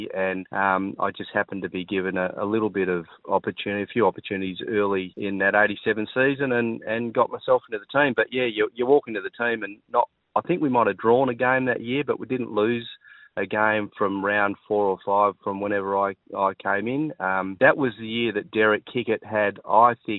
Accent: Perth, Western Australia, Australia; moved away; also born or lived in Melbourne; We grew up in Dalkeith

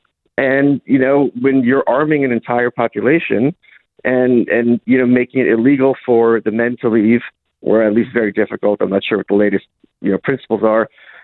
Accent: Lviv, Lviv Oblast, Ukraine; We're from Lviv, which is the furthest west, major city in Ukraine.

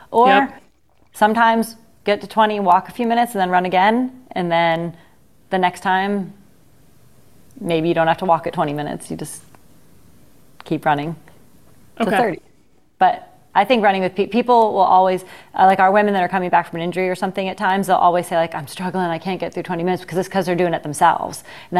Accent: Ohio, United States; You know I'm from Ohio, though.

